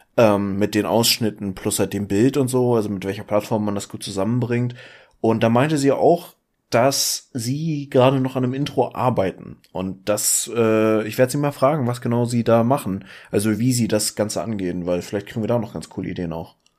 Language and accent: German; Schleswig-Holstein, Germany; entgegen aller Erwartungen, wenn man sich meine sonstige Familie anguckt, bin ich in Schleswig-Holstein geboren